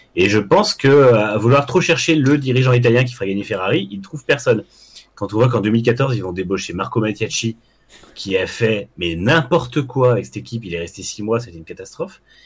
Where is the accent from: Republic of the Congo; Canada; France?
France; en tant que Français chauvin